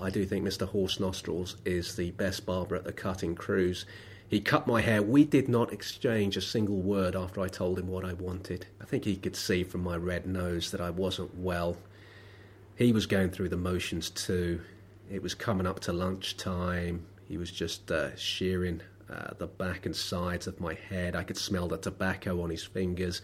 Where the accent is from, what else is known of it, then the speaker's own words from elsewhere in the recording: London, United Kingdom; I was born in Lambeth. I live in Lambeth. I've never been proud to come from Lambeth.